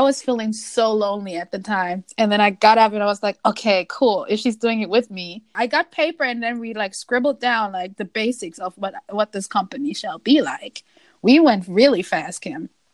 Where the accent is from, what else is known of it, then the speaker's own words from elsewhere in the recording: Essen, North Rhine-Westphalia, Germany; moved away; in my hometown in Essen